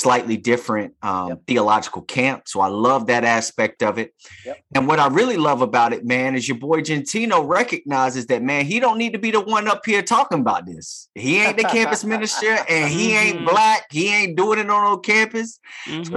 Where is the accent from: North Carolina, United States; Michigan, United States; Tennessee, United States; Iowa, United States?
North Carolina, United States; Durham; I'm from the Bull City, Durham, North Carolina